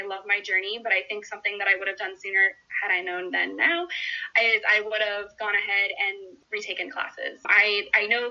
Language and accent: English; Orlando, Florida, United States; I am born and raised in Orlando, Florida, so I've lived here my entire life